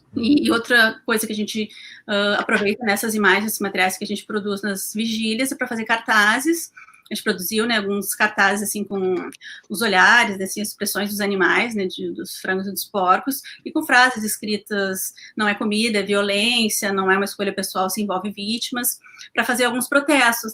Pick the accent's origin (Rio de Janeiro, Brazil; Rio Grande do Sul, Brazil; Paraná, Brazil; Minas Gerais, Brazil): Rio Grande do Sul, Brazil; Porto Alegre; sou de Porto Alegre